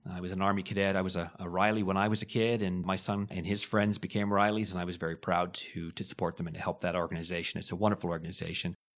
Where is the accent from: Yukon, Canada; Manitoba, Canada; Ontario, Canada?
Ontario, Canada; Hamilton; also born or lived in Liverpool, United Kingdom; I was born in Liverpool, and we came to Canada in nineteen sixty-nine when I was eleven months old. My dad ended up working at Stelco. My mom was a nurse in the general hospital. Pretty much quintessential Hamiltonian ever since I was eleven months old